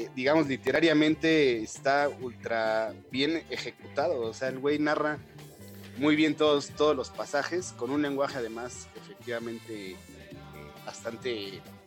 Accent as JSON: {"language": "Spanish", "country": "Mexico", "said": "uno como mexicano"}